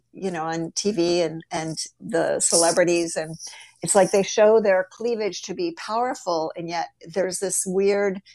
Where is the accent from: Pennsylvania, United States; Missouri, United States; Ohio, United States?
Ohio, United States; grew up in the Midwest in Ohio